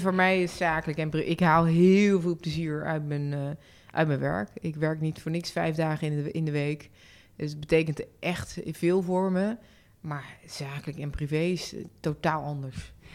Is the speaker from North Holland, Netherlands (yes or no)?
no; North Brabant, Netherlands; Tegelijkertijd ben ik ook opgegroeid in Brabant en ik, ik, ik voel me daar gewoon uitermate prettig